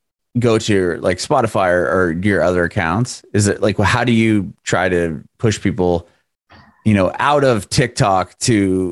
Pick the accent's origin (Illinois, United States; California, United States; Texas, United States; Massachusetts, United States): California, United States; San Diego; now in Nashville, United States; right now, I'm in Nashville. I'm originally from San Diego, but I'm in Nashville now